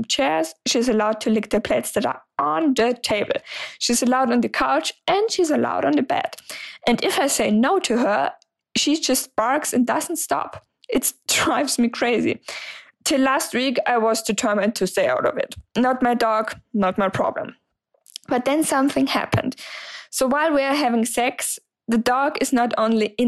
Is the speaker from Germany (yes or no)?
yes; Germany; English is a second language; I'm 26 years old and I'm from Germany. So sorry for the accent.